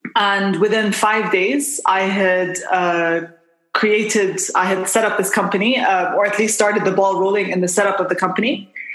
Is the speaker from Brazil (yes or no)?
no; Bahrain; moved away as an adult; also born or lived in United Kingdom / Jordan; now in Dubai, United Arab Emirates; I'm uh, Jordanian by uh, kind of heritage, but I was born and raised in Bahrain